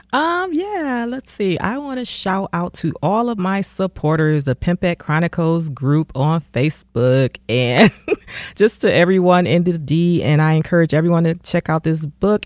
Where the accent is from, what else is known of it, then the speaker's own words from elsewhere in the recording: Detroit, Michigan, United States; my community growing up in Detroit.